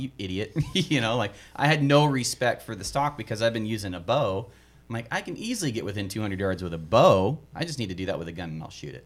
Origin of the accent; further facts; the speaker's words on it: the East, United States; I'm a hunter from East